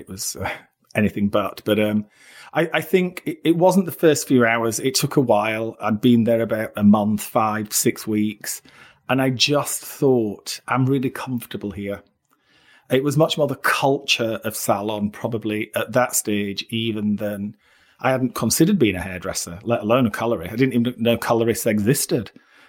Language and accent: English; Barnsley, Yorkshire and the Humber, United Kingdom; moved away; also born or lived in London; When I came from Barnsley to London, and I was working in Sloane Street.